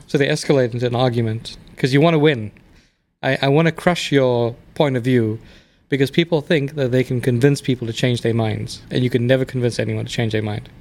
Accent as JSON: {"language": "English", "country": "South Africa", "tie": "born or raised there", "also_born_or_lived": "England / India (ancestry)", "moved": "as an adult", "lives_now": "United States", "said": "I grew up in South Africa, where I was raised"}